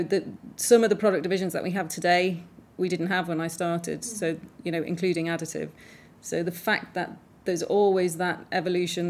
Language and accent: English; Ireland; I grew up in Ireland and went to an all-girls convent school